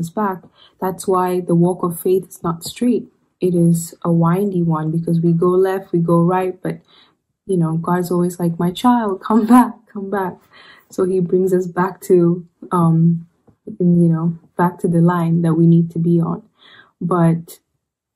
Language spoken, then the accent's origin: English; Ethiopia; moved away as an adult; now in Rome, Italy; I am from Ethiopia